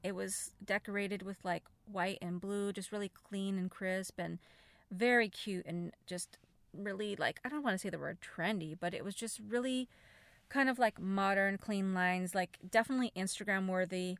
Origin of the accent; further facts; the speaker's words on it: United States; as an American, I don't speak Spanish